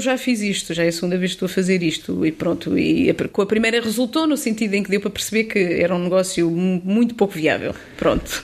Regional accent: Pinhel, Centro, Portugal; moved away as an adult; now in Lisbon, Portugal; a minha terra natal é sem dúvida Pinhal

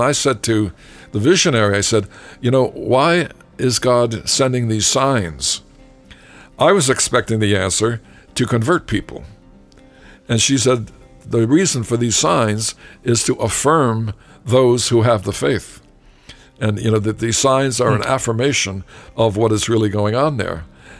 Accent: Massachusetts, United States; I'm from Massachusetts too, so I know all that.

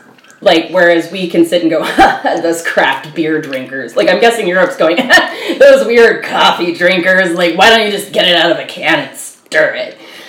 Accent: United States; I grew up in America.

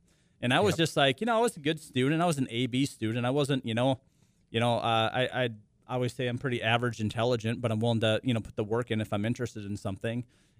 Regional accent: Lidgerwood, North Dakota, United States; born or raised there

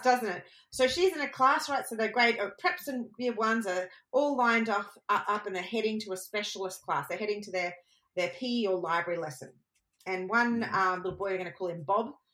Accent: Queensland, Australia; I'm a Queenslander. I know how hot it is. It is hot here

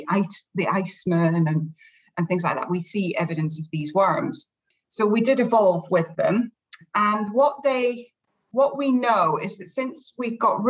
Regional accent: Scotland, United Kingdom; we never get heat where I come from

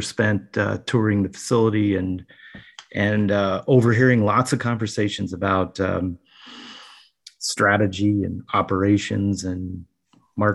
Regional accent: Cincinnati, Ohio, United States; moved away as an adult; also born or lived in New Jersey; I grew up in Ohio. I was born and raised in Cincinnati

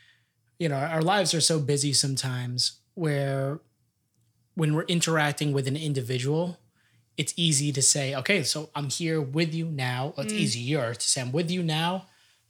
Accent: Long Island, New York, United States; we're from Long Island.

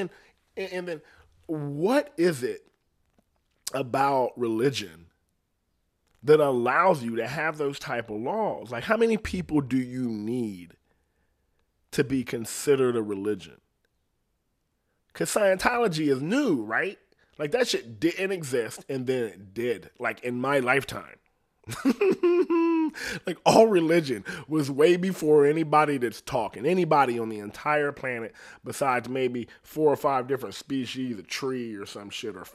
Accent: Ohio, United States; I'm from Ohio. People be living out in the country and self-sustained.

